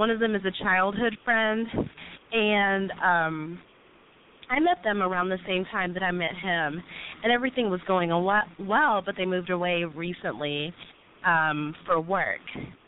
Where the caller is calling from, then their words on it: Dallas, Texas, United States; I am 24 years old. I actually just turned 24 … I'm in Dallas.